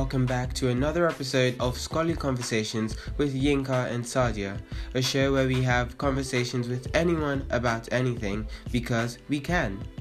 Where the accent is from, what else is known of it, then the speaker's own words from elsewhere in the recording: Nigeria; as a Nigerian